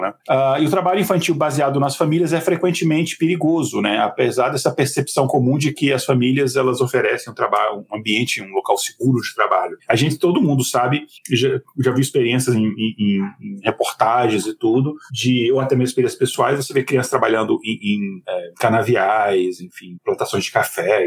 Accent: Brasília, Federal District, Brazil; also born or lived in Minas Gerais (north); Eu, apesar de ter nascido em Minas, eu cresci em Brasília

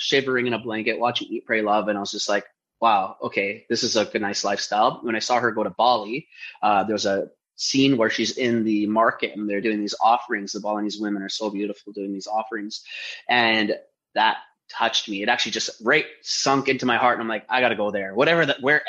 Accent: Vancouver, British Columbia, Canada; I grew up in East Vancouver

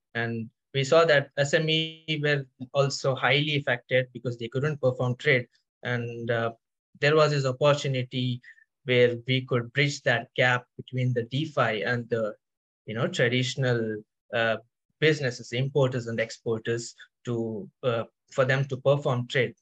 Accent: India; now in Paris, France; I'm currently based out in Paris. So I am basically from India.

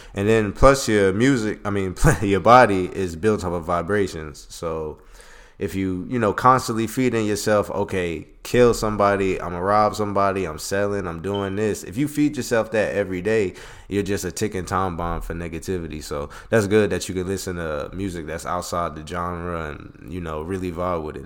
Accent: Philadelphia, Pennsylvania, United States; me being from Philly

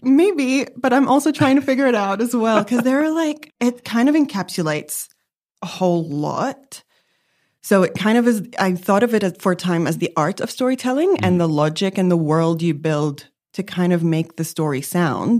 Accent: Lebanon; also born or lived in New York; now in Melbourne, Australia; I grew up in Lebanon

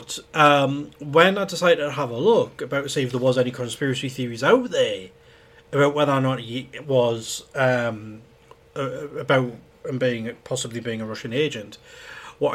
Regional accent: United Kingdom; we're British

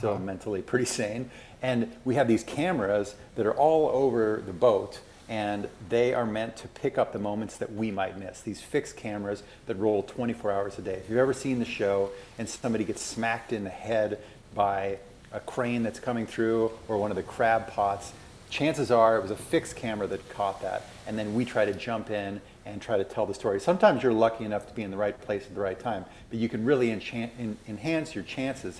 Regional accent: Minnesota, United States; moved away as an adult; also born or lived in Alaska; I grew up in Minnesota

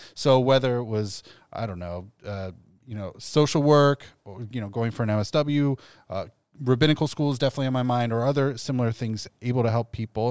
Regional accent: Columbus, Ohio, United States; also born or lived in Long Beach, California; now in Cincinnati, United States; I'm originally from Columbus, so my parents love that it's a 100 minute drive door to door

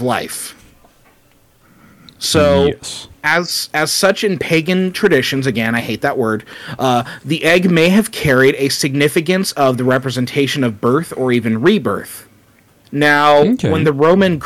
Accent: California, United States; I come from California

